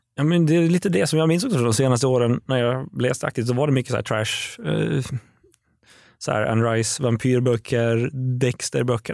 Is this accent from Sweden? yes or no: no; Åland Islands; moved away; jag kommer från Åland överlag